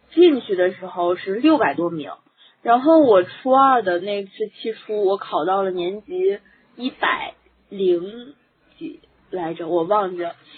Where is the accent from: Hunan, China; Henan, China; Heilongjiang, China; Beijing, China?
Heilongjiang, China; now in Hebei, China; 我们黑龙江